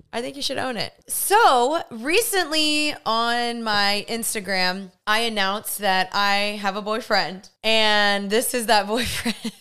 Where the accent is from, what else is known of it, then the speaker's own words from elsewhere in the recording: Dallas, Texas, United States; I was from Dallas